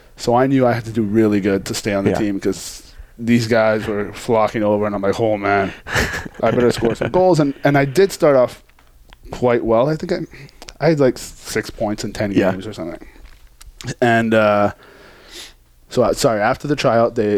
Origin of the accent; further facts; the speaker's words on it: Montreal, Quebec, Canada; moved away; I'm from Montreal. My wife's also from Montreal, born and raised there